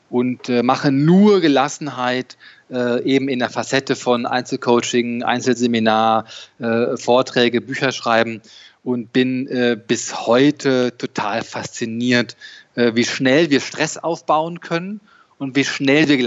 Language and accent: German; Dortmund, North Rhine-Westphalia, Germany; born there; äh, 44 Jahre alt, geboren in Dortmund, äh, Fan von Borussia Dortmund.